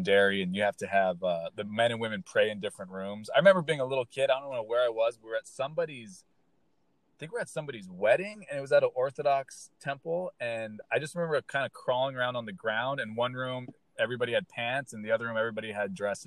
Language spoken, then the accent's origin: English; Southern California, United States; I'm from Southern California